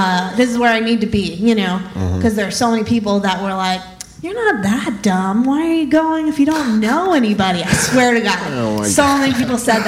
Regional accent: Nebraska, United States; moved away as an adult; also born or lived in Minneapolis / New York; now in Los Angeles, United States; I grew up in Nebraska and then went to school in Minneapolis and then moved to New York.

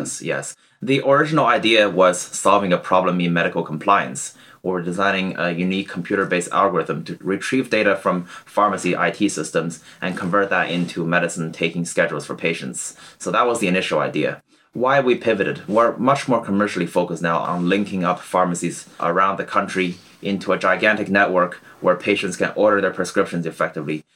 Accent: Canada; born or raised there; moved away as an adult; also born or lived in China; now in Cambridge, United Kingdom

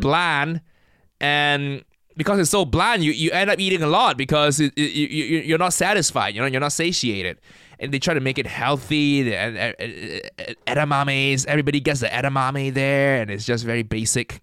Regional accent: Malaysia; now in United Kingdom; I, I grew up in Malaysia

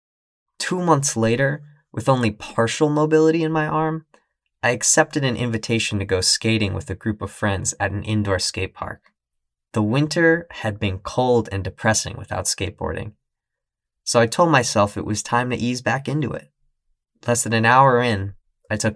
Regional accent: New York City, New York, United States; also born or lived in Boston; Once I graduated, I moved from Boston back to my hometown of New York City

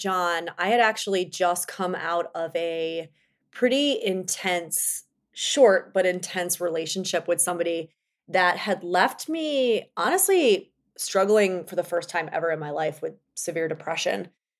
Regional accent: New York City, New York, United States; It could be I'm a New Yorker and like I make things happen when I say they're going to happen.

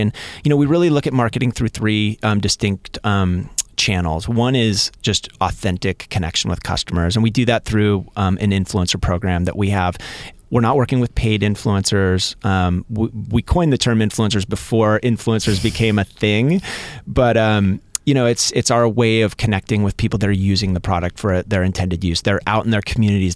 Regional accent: Seattle, Washington, United States; now in Southern California, United States; I grew up in Seattle, like, peering out the window, looking at rain almost every day.

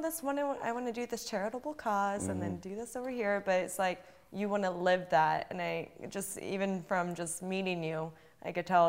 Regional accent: Pennsylvania, United States; I was born in Pennsylvania

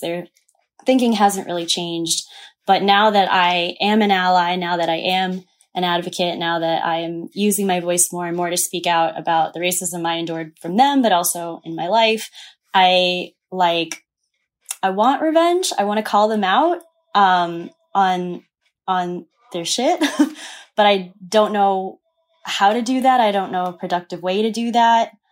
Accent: the South, United States; moved away as an adult; also born or lived in New York; I grew up in the South.

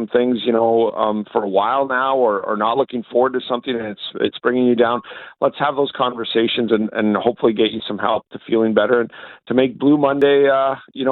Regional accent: Canada; we're from Canada

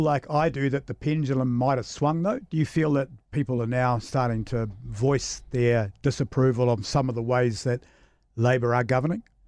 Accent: Samoa; moved away; I grew up in Western Samoa as a child

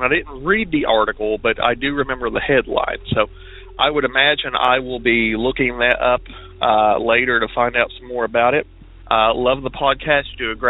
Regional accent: Kentucky, United States; I'm from Kentucky.

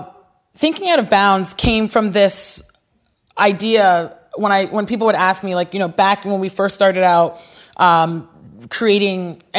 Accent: Nigeria; You know, being Nigerian, pulling from the experiences I had in Nigeria with my cousins.

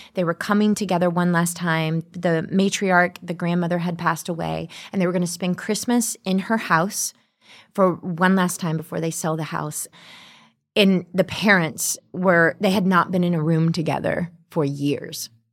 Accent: the South, United States; growing up in the South.

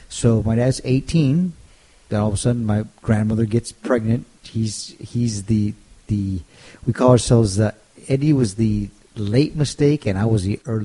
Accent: California, United States; he grew up in El Paso and I grew up in California.

